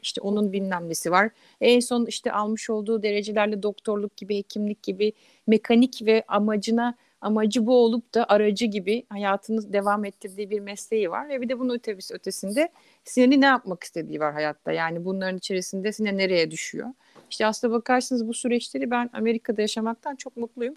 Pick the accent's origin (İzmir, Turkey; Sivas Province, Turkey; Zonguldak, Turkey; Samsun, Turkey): İzmir, Turkey; Izmir, Turkey; moved away as an adult; now in New York, United States; Ben İzmirliyim.